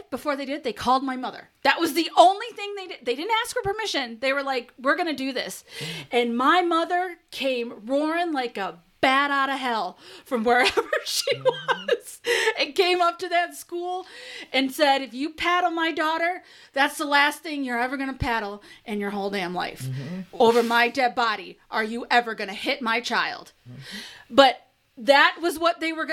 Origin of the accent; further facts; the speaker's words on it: Detroit, Michigan, United States; I grew up in Detroit